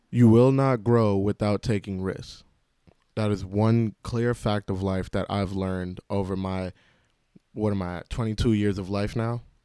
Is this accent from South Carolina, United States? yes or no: no; New York City, New York, United States; I grew up in New York City